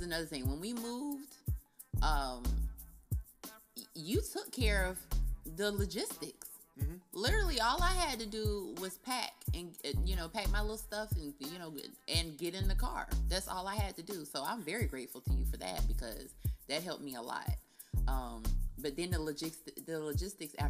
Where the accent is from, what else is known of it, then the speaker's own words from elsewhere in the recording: Cocoa, Florida, United States; I'm from Coco